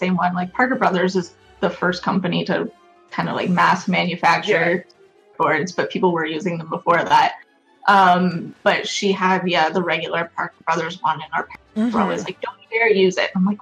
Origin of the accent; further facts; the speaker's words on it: Ontario, Canada; moved away; I'm originally from Ontario